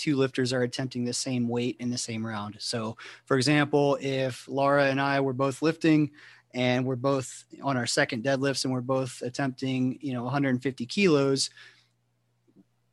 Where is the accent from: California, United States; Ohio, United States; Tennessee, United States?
Ohio, United States; moved away; I'm from Ohio originally, and you know, when I was in high school